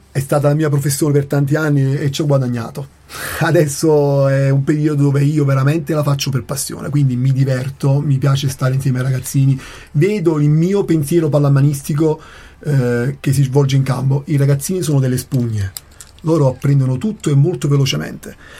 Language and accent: Italian; Naples, Campania, Italy; now in Trento, Italy; io che sono Partenopeo di Napoli